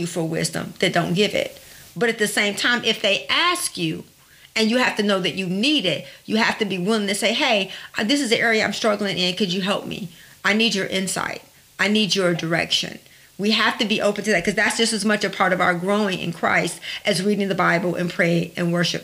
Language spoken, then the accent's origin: English; Detroit, Michigan, United States; I grew up in Detroit and I grew up not having a lot.